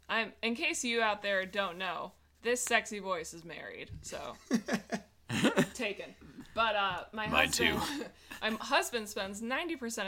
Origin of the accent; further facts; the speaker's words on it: Chicago, Illinois, United States; also born or lived in Iowa; now in Los Angeles, United States; I'm from Chicago. I grew up on 3 B's